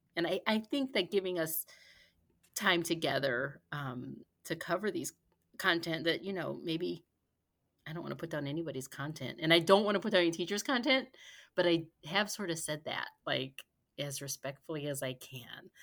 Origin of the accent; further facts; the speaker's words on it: Gary, Indiana, United States; now in Lexington, United States; I'm originally from Gary, Indiana, but we've been here in Lexington since, well, since before our son